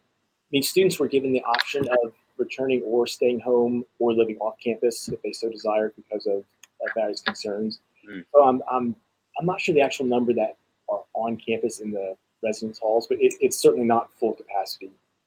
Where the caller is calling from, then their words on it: Davidson, North Carolina, United States; I'm calling from Davidson College in Davidson, North Carolina. We're about 25 miles north of Charlotte.